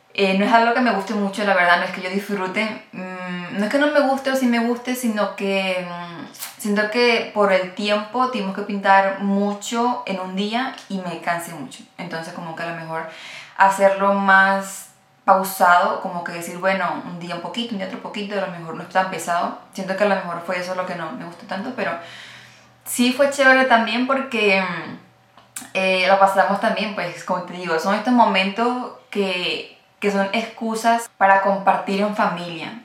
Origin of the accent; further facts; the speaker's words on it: Venezuela; moved away; yo soy venezolana